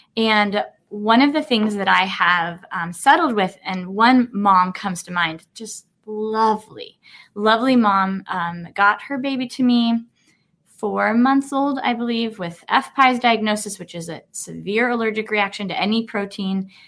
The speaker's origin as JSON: {"language": "English", "region": "Colorado", "country": "United States", "tie": "born or raised there", "said": "having a primary care clinic in my hometown in Colorado"}